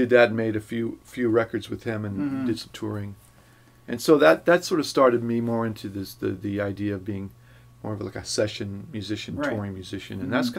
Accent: California, United States; now in Los Angeles, United States; From Northern California.

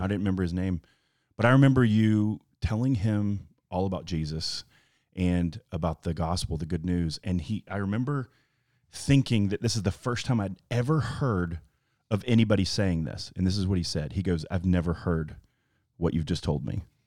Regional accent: Florida, United States; moved away as an adult; also born or lived in Alabama; I moved to Florida and grew up there, gr-, had graduated high school

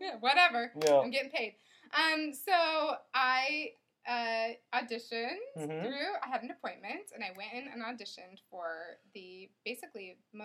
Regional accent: Orem, Utah, United States; also born or lived in Salt Lake City, Utah / Chicago / Maryland; And then I moved to Maryland for a couple years, but then I've been in Orem since I was about six.

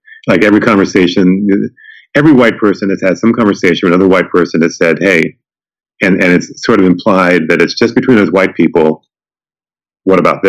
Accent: Evansville, Indiana, United States; now in New Orleans, United States; I grew up in Evansville, Indiana

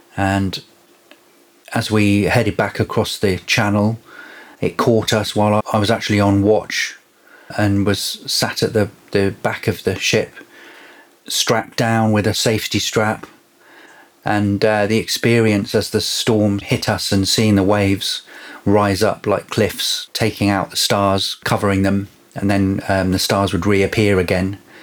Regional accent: Devon, South West England, United Kingdom; I grew up in Devon, so I saw lots of stars as a child.

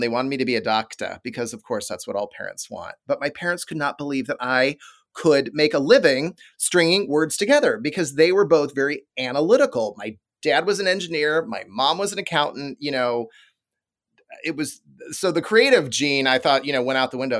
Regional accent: Des Moines, Iowa, United States; a powerhouse T V station in Des Moines, Iowa, my hometown

